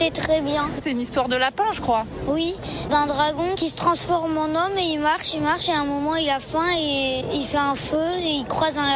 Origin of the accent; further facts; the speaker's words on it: Lyon, Auvergne-Rhône-Alpes, France; on est lyonnais. C'est vrai qu'on n'avait pas envie de la rater cette année.